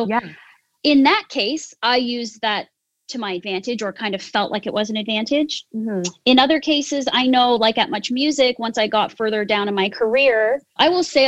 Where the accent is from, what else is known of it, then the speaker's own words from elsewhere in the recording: Canada; I am what's called Yonsei, which is fourth generation Japanese Canadian. So I'm pretty Canadian, not very Japanese